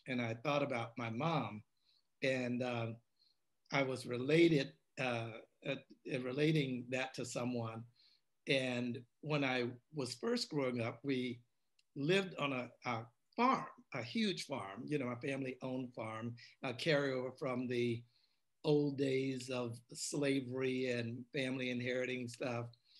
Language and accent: English; St. Louis, Missouri, United States; moved away as an adult; also born or lived in Mississippi / Oregon / California; I grew up prior to that in a small town in Mississippi. And my parents moved to St. Louis in my teenage years. I grew up there and then moved out to Oregon and California, the West Coast